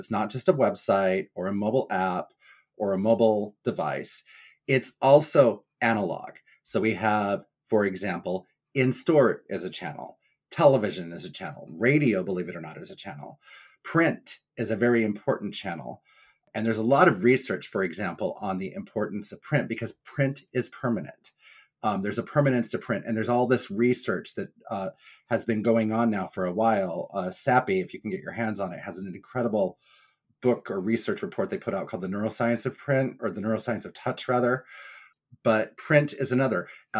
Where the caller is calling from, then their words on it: Cape Cod, Massachusetts, United States; I am hailing from Cape Cod, Massachusetts, so it's nice and sunny here today.